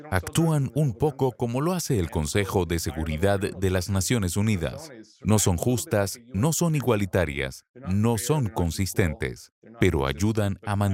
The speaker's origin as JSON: {"language": "Spanish", "town": "Chicago", "region": "Illinois", "country": "United States", "tie": "born or raised there", "said": "su índice de homicidios es solo el tercio del índice de mi ciudad natal, Chicago"}